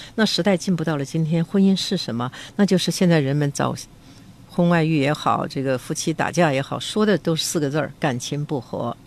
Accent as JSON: {"language": "Chinese", "region": "Beijing", "country": "China", "accent": "Beijing dialect", "said": "我们北京话叫做有贼心也没有贼胆"}